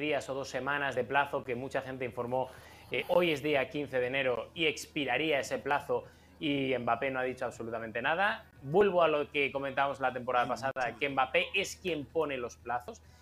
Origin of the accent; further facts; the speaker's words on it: Salamanca, Castile and León, Spain; yo crecí porque estudié en Salamanca